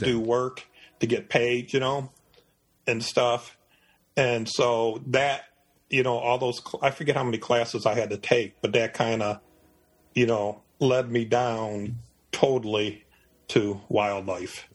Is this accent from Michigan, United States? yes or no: yes; Detroit, Michigan, United States; moved away as an adult; now in Eastern North Carolina, United States; I was born in Detroit, Michigan. I lived in Michigan for 51 years